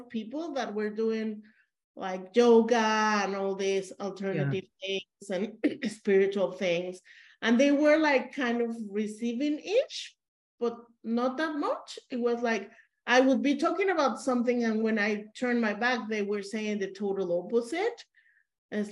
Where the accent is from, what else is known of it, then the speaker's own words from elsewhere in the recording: Mexico; I'm supposed to be a Mexican